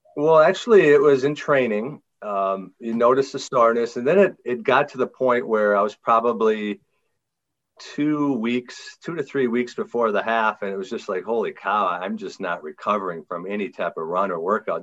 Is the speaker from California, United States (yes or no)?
no; Green Bay, Wisconsin, United States; I'm from Green Bay, Wisconsin